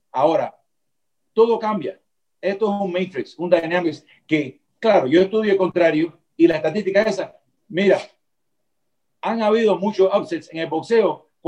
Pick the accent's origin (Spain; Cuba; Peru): Cuba; now in Miami, United States; Pero tengo que volver a Miami porque soy latino, soy cubano.